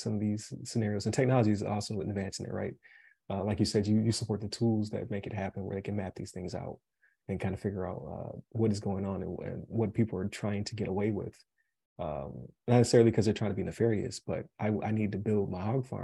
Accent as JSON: {"language": "English", "town": "Buffalo", "region": "New York", "country": "United States", "tie": "born or raised there", "moved": "yes", "lives_now": "Florida, United States", "said": "I'm from Buffalo, New York. I currently live in Florida, but where I grew up"}